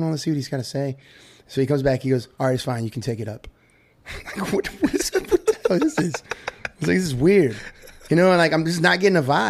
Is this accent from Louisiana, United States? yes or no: yes; Louisiana, United States; I'm from Louisiana.